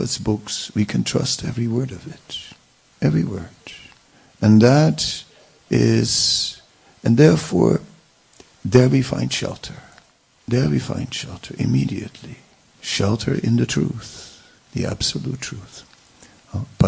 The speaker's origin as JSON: {"language": "English", "town": "Vrindavan", "region": "Uttar Pradesh", "country": "India", "tie": "born or raised there", "said": "we grew up together in Vrindavan"}